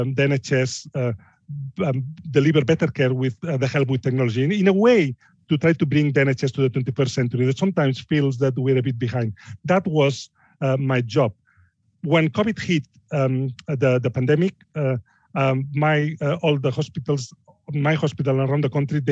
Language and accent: English; Barcelona, Catalonia, Spain; English is a second language; moved away as an adult; now in Yorkshire, United Kingdom; I'm from Barcelona